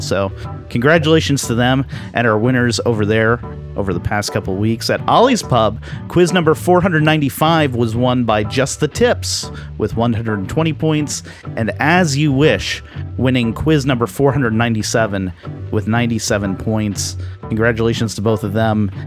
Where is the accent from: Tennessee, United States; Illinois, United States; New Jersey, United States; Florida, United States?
Florida, United States; accent: Floridian; my Floridian accent kicked